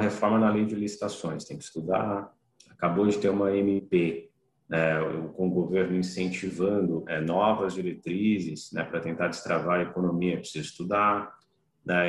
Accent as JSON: {"language": "Portuguese", "region": "São Paulo", "country": "Brazil", "tie": "born or raised there", "also_born_or_lived": "Campo Grande", "said": "Sou natural de Campo Grande, mas, enfim, fiquei apenas dois anos em Campo Grande, vivi a maior parte do meu tempo em São Paulo"}